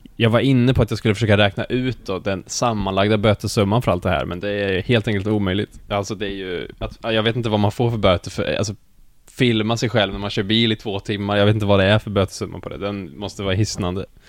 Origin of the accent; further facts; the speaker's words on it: Skövde, Västra Götaland, Sweden; moved away as an adult; now in Gothenburg, Sweden; jag kommer då från Skövde, eller från Jo egentligen